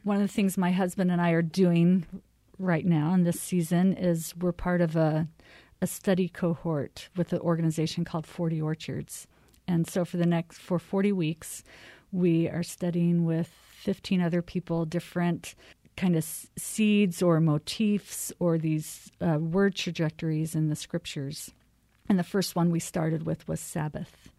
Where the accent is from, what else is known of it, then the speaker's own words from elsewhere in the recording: Arizona, United States; also born or lived in California; now in Minnesota, United States; I'm from Arizona